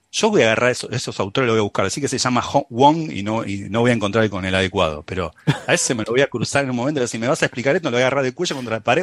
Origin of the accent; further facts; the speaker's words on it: San Telmo, Buenos Aires, Argentina; accent: San Telmo; moved away; mi acento de San Telmo